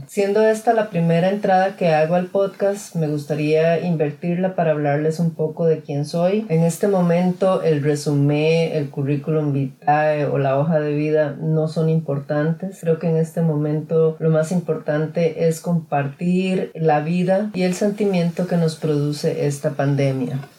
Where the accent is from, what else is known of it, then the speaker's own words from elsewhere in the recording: Costa Rica; now in California, United States; nací en Costa Rica